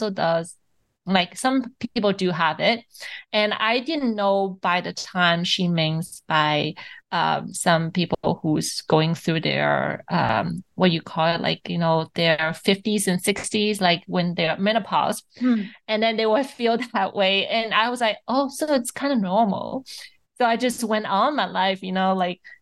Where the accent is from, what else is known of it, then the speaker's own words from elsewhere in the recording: Shanghai, China; I grew up in Shanghai